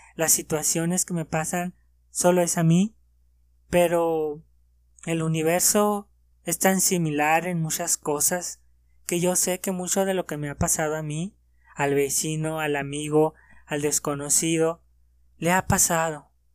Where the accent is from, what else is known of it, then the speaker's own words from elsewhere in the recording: Mexico; en mi país